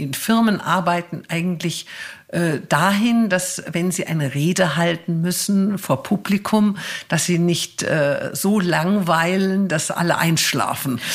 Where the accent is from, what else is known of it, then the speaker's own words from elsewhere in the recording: Germany; bei uns in Deutschland